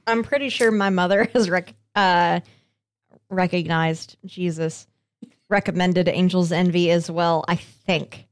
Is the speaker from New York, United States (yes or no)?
no; Colorado, United States; moved away; my home state of Colorado